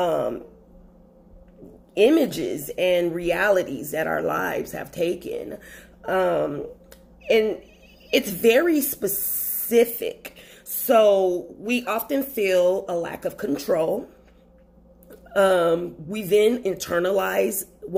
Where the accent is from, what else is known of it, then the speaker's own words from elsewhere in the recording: Los Angeles, California, United States; moved away as an adult; now in Texas, United States; I'm from Los Angeles, California, where racism takes on a more backhanded tone